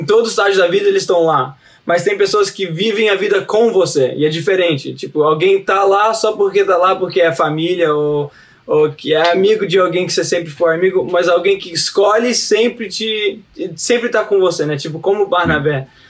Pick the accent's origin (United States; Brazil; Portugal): United States; Portuguese is a second language; eu sou brasileiro na veia, mas eu sou americano na cabeça